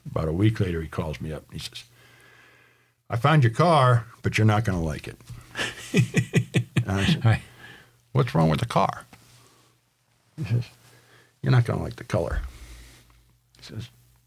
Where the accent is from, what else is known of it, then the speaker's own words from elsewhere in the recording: Rhode Island, United States; moved away; also born or lived in Richmond, Virginia; There's a creek that runs by the house where I grew up back in Rhode Island